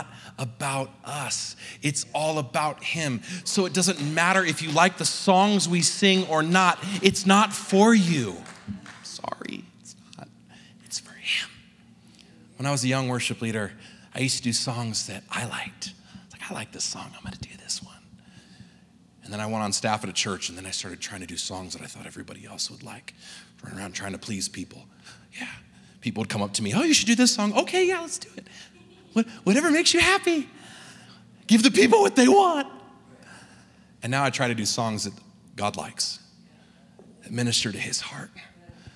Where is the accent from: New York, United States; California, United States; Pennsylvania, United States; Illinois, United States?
California, United States; accent: California; moved away as an adult; also born or lived in New Zealand; now in Salt Lake City, United States; originally growing up in California, I had an accent that I didn't realize I had